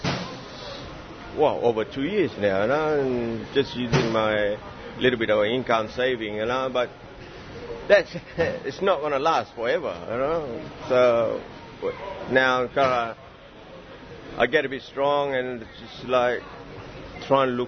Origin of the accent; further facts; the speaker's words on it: Alice Springs, Northern Territory, Australia; now in Cairns, Australia; I'm from Northern Territory myself, and I like I come from Asian background